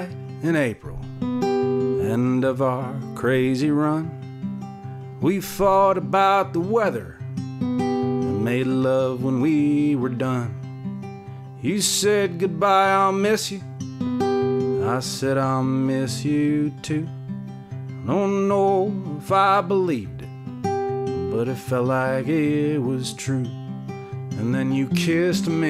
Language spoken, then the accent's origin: English; Boston, Massachusetts, United States; when I was a little kid growing up in Boston, Massachusetts